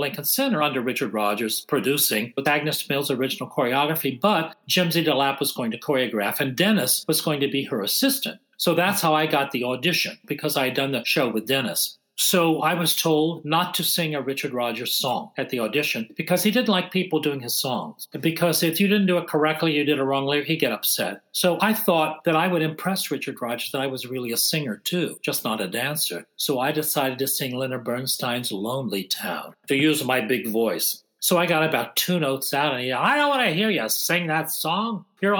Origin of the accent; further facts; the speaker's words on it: Ireland; And I said, well, that's interesting because actually I'm Irish and I certainly can do the accents, but I also sing and dance.